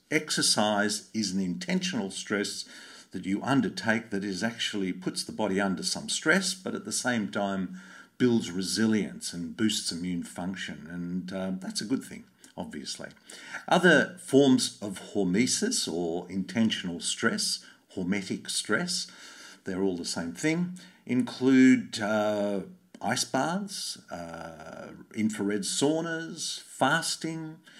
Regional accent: Sydney, New South Wales, Australia; I grew up in Bondi

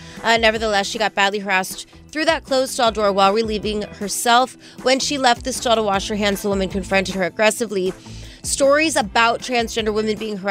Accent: Las Vegas, Nevada, United States; I am from Vegas

